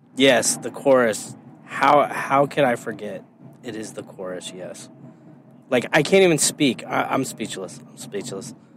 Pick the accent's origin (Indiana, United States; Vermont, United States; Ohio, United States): Indiana, United States; moved away; also born or lived in Illinois; I grew up in Indiana, and I never had Popeye's chicken till I moved to Illinois.